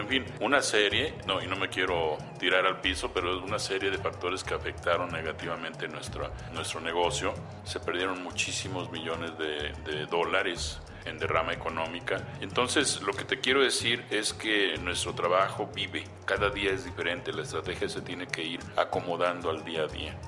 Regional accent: Mexico; nuestro país

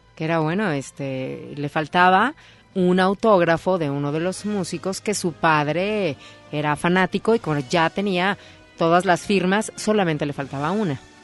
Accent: Naucalpan, State of Mexico, Mexico; desde mi pueblo, Naucalpan, bueno, ahí cerca

